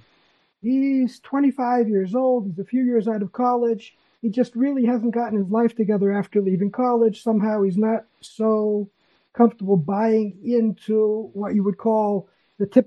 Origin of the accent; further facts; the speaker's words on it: Massachusetts, United States; moved away as an adult; now in Israel; I was born in Massachusetts